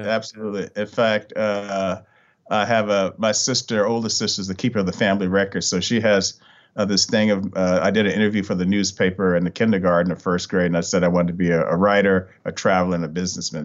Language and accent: English; Richmond, Virginia, United States; moved away; I'm originally from Richmond, Virginia